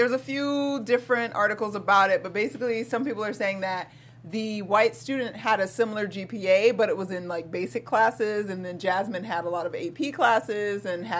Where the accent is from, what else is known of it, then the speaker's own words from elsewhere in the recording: Georgia, United States; I'm a Southern girl, y'all. I'm from Georgia. Born and raised, for the most part.